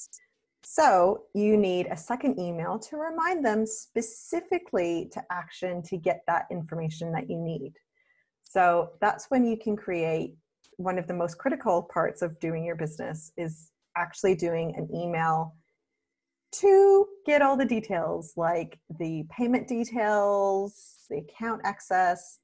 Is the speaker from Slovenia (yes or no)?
no; Canada; now in Australia; I'm Canadian who lives in Australia